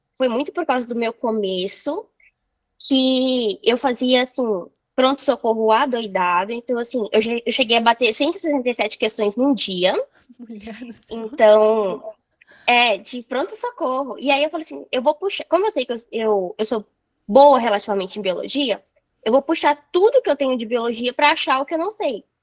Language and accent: Portuguese; Belo Horizonte, Minas Gerais, Brazil; Sou de Minas. Ai, BH.